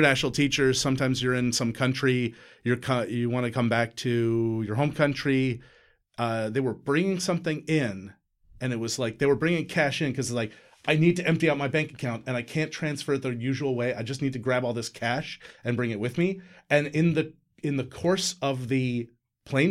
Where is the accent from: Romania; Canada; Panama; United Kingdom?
Canada; I'm a Canadian